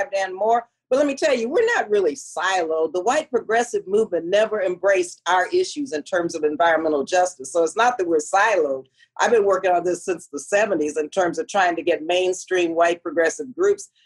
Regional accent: El Paso, Texas, United States; my growing up in El Paso, Texas

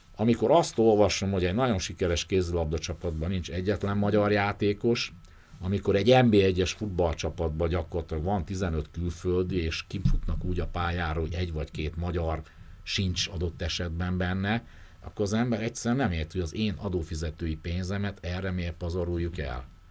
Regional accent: Debrecen, Hajdú-Bihar, Hungary; moved away; én Debrecenbe járok vissza, onnan származom

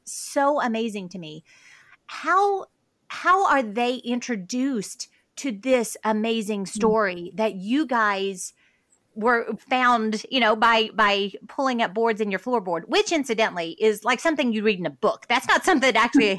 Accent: the South, United States; I grew up in the South

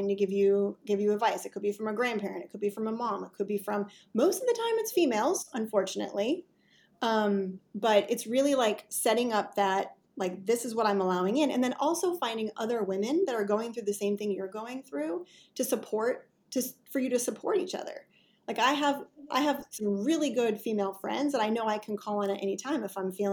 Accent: Wisconsin, United States; also born or lived in Midwest; now in North Carolina, United States; I'm originally from Wisconsin

